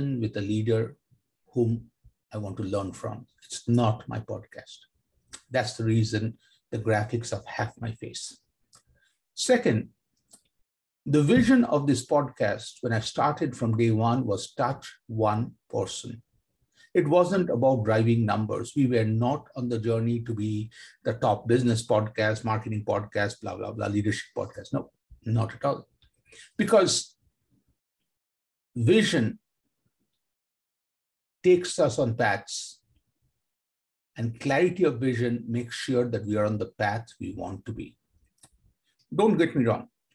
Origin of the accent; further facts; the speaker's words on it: Kolkata, West Bengal, India; Growing up in Kolkata